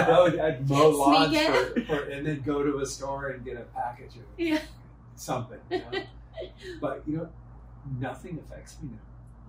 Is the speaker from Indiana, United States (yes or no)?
no; California, United States; I grew up in California.